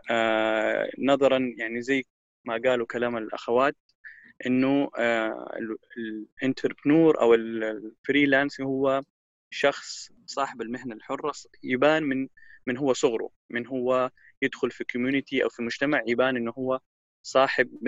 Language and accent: Arabic; Japan; born there; also born or lived in Cairo, Egypt / Jeddah, Saudi Arabia / Dubai, United Arab Emirates; من مواليد اليابان ثم انتقلت الى القاهره وتخرجت من البكالوريوس في الاعلام ودرست الثانويه طبعا في جده ثم عدت إلى اليابان مرة أخرى ثم إلى دبي ثم إلى جدة